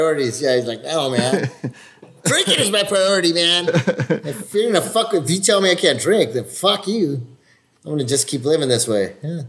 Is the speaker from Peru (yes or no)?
yes; Peru; I'm from Peru!